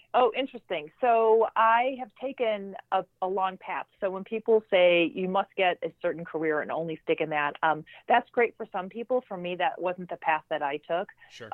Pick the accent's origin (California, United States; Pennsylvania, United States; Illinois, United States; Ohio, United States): Illinois, United States; Chicago; I um, grew up in uh, the North Shore, Chicago, uh, so the suburbs